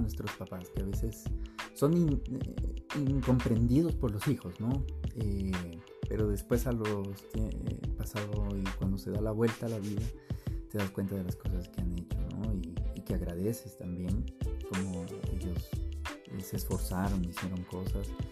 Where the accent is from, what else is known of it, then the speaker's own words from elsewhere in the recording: Quito, Pichincha, Ecuador; also born or lived in Colombia; yo vine de meses de nacido al Ecuador. Entonces, bueno, eh, hoy escuché una palabra que dice que somos la tercera cultura y creo que es verdad. Eh, mis papás son colombianos, son caleños. Me crié en el Ecuador